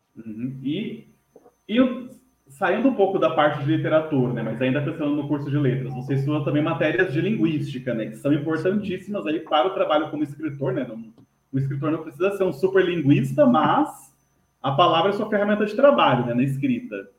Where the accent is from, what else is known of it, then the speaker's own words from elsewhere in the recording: São José dos Campos, São Paulo, Brazil; Eu sou natural de São José dos Campos, na né, cidade do interior de São Paulo